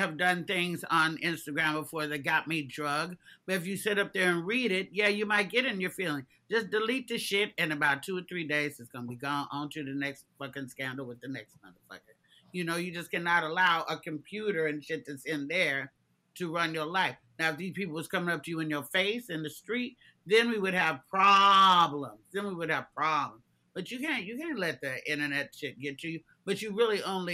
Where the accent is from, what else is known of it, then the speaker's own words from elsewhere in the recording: Oakland, California, United States; We're both from Oakland